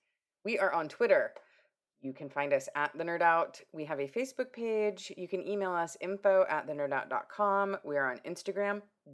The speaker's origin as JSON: {"language": "English", "region": "Washington", "country": "United States", "also_born_or_lived": "Pateros, Washington", "moved": "yes", "said": "I'm from Washington State."}